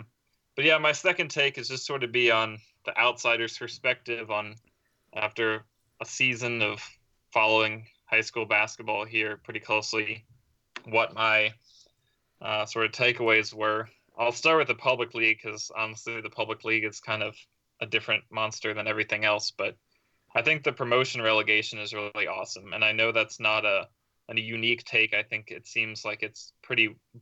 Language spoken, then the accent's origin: English; Raleigh, North Carolina, United States; moved away; I'm originally from Raleigh, North Carolina